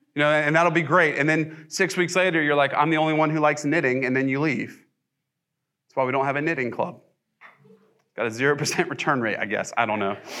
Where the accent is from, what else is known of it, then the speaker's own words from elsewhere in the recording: the South, United States; also born or lived in Ohio; I'm pretty much a Southern boy